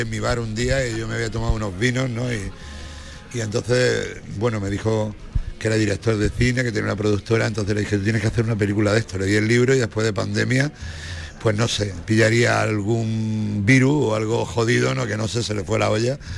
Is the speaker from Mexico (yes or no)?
no; Granada, Andalusia, Spain; yo soy tan granadino que cuando voy a Jaén me echo el pasaporte